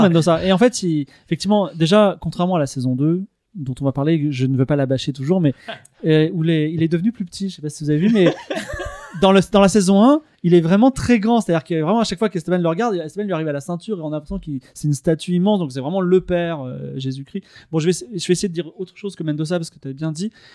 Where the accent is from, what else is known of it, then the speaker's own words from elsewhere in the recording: Toulon, Provence-Alpes-Côte d'Azur, France; je suis né à Toulon, donc je voyais la mer par la fenêtre